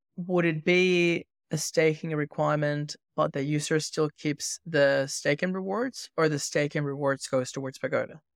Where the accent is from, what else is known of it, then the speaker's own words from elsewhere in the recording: Venezuela; moved away; I grew up in Venezuela